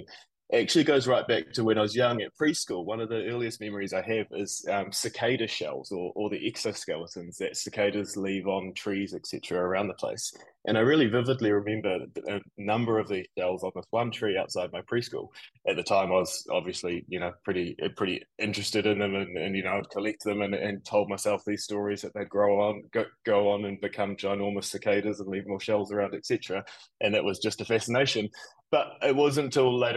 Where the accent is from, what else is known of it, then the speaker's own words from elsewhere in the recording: Nelson, New Zealand; moved away as an adult; also born or lived in Auckland, New Zealand; now in New York City, United States; I grew up down in Nelson in New Zealand. Very, very proud to be from New Zealand and have lived there my whole life until quite recently when I moved to New York City